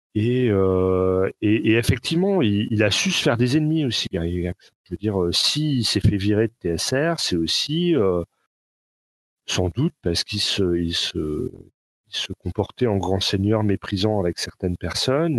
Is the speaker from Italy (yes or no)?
no; France; accent: Frenchy; mon accent Frenchy